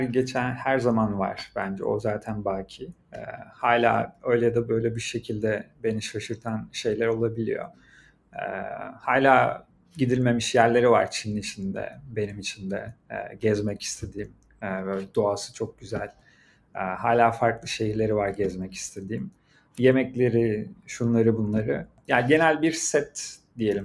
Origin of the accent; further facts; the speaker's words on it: Turkey; moved away as an adult; also born or lived in Shanghai, China / Beijing, China / Shenzhen, China; now in China; ben Türkiye'denim